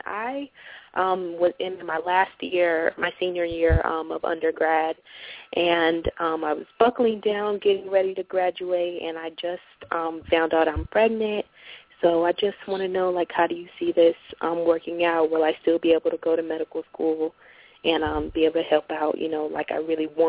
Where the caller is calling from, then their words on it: Cleveland, Ohio, United States; I'm calling from Cleveland, Ohio.